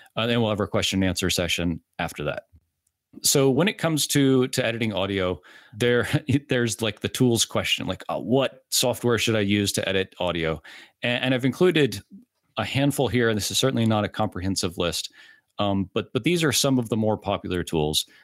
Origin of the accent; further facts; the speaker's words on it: Orlando, Florida, United States; I'm from Orlando